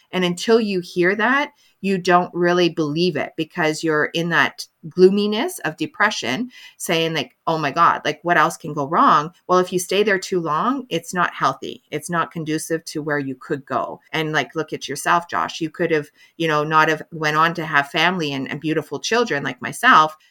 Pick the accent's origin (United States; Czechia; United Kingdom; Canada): Canada; I'm a Canadian mental health advocate